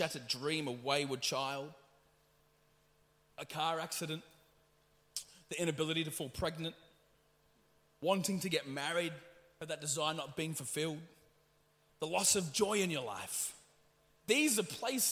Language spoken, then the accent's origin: English; Ipswich, East of England, United Kingdom; I was born here in Ipswich